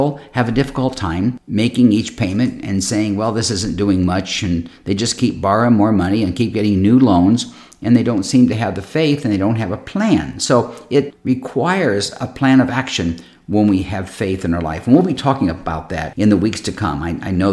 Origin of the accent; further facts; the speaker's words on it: Akron, Ohio, United States; I was born in Akron, Ohio